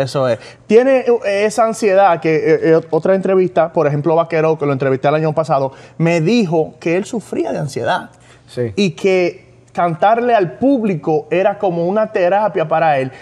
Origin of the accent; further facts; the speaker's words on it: New York, United States; Somos de Nueva York